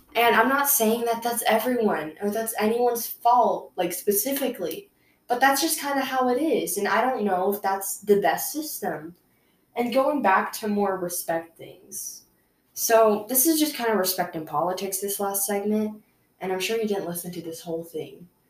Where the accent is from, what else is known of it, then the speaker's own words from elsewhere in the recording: United States; I'm from America